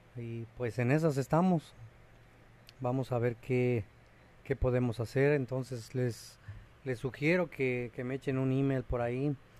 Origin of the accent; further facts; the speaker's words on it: Mexico; now in Cancún, Mexico; uno como mexicano